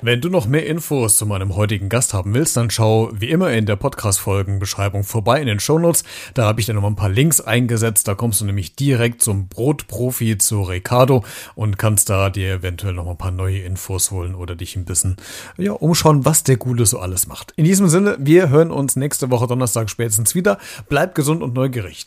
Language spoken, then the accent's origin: German; Germany; wir Deutsche